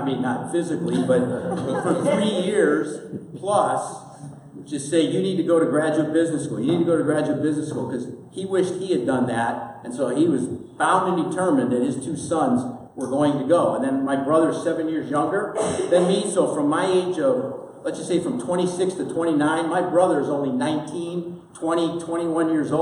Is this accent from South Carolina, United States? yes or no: no; Milwaukee, Wisconsin, United States; I grew up in Milwaukee, Wisconsin. It was a great place to grow up